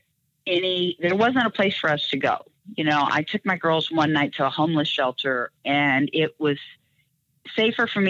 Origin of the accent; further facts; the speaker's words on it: Kansas City, United States; a young girl growing up in Kansas City